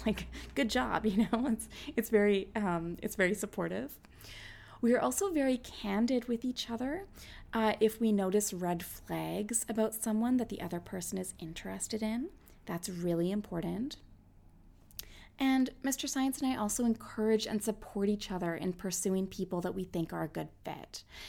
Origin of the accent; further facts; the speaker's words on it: Canada; also born or lived in Winnipeg, Manitoba; I'm Canadian